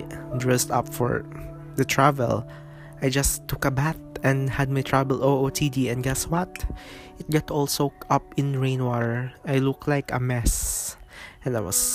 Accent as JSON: {"language": "English", "town": "Zamboanga City", "region": "Zamboanga Peninsula", "country": "Philippines", "tie": "born or raised there", "moved": "yes", "lives_now": "Cagayan de Oro, Philippines", "said": "my hometown, Asia's Larin City, Zamboanga City"}